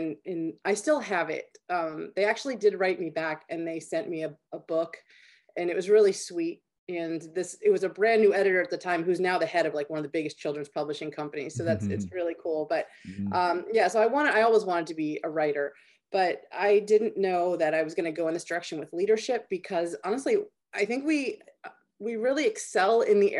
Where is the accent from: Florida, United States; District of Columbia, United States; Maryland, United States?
Maryland, United States; You know, I grew up in Maryland.